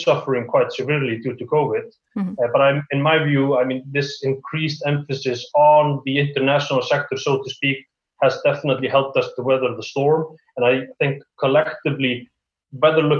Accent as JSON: {"language": "English", "country": "Iceland", "said": "Iceland, and we are obviously a fairly small island in the middle of the Atlantic"}